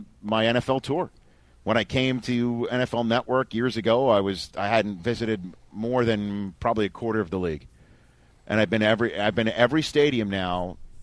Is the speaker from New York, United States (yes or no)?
yes; New York City, New York, United States; My hometown of Staten Island